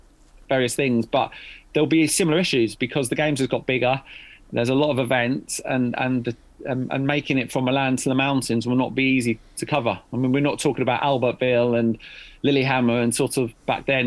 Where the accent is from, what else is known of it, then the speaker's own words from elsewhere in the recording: United Kingdom; as a British journalist